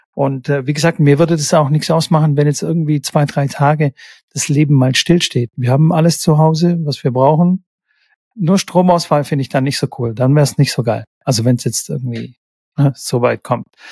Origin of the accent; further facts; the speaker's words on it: Stuttgart, Baden-Württemberg, Germany; hier in Stuttgart